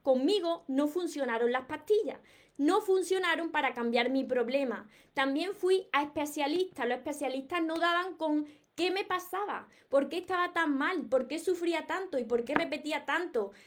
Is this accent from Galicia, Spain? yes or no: no; Córdoba, Andalusia, Spain; soy de Córdoba y no pronuncio, no pronuncio la S